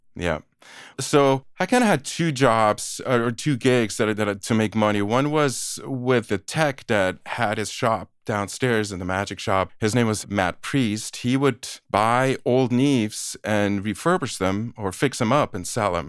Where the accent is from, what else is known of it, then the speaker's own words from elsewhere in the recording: Aarau, Aargau, Switzerland; moved away as an adult; also born or lived in Boston, United States; now in United States; I was born and raised in Switzerland, in a small provincial town called Aarau.